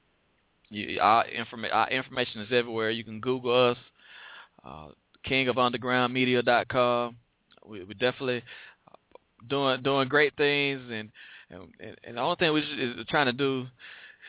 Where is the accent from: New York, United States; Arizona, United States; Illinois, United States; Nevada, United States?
Illinois, United States; Chicago; I'm from Chicago, so I have family up there in Gary